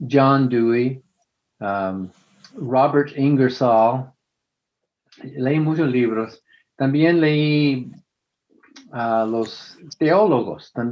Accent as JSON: {"language": "Spanish", "region": "northern Mexico", "country": "Mexico", "accent": "northern Mexican", "said": "todos me dicen que tú eres de México, ¿verdad? Porque tiene, tengo el acento del norte de México, me dicen."}